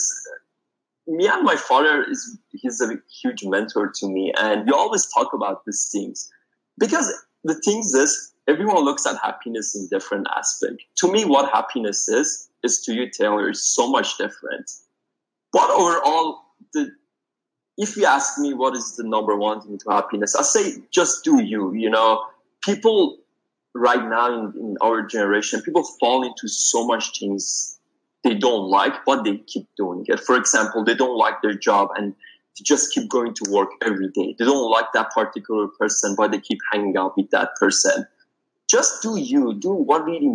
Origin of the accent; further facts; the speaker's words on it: Iran; moved away as an adult; now in United States; I'm originally from Iran and I moved here 5 years ago